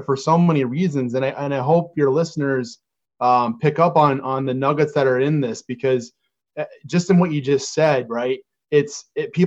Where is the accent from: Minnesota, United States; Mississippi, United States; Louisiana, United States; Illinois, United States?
Illinois, United States; Chicago; We're both from Chicago.